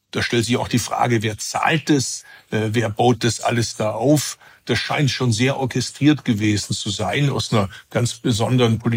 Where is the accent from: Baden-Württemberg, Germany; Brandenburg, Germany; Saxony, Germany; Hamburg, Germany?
Baden-Württemberg, Germany; Bad Urach; Also ich bin ja nicht aus Biberach, ich komme ursprünglich aus Urach, das ist nicht äh, Oberschwaben.